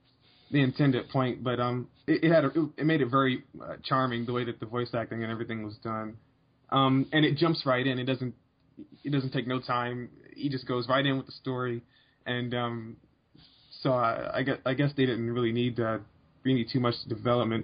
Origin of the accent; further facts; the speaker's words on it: United States; being an American